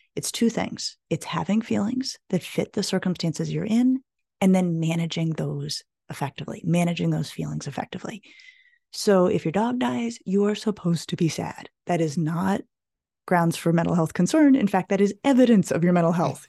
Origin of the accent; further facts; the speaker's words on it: Colorado, United States; moved away as an adult; I grew up in Colorado